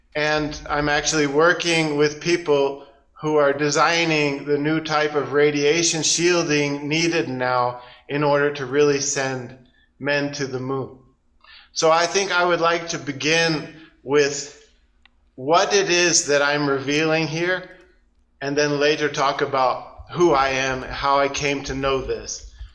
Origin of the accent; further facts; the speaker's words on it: United States; moved away as an adult; also born or lived in Portland, Oregon; now in China; I'm an American